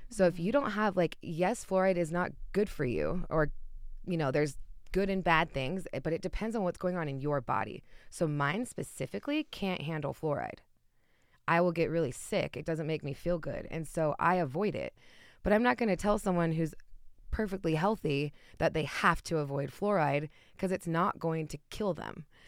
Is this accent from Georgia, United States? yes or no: no; Utah, United States; moved away as an adult; now in Colorado, United States; I'm still close to home. I'm from Utah, so I'm about an hour and a half away flight.